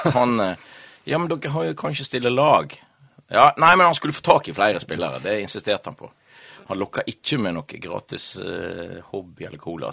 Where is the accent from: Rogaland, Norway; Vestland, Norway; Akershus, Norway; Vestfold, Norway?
Vestland, Norway; Florø; vi vokste opp i Havrenes, og Tempo er jo Havrenesklubb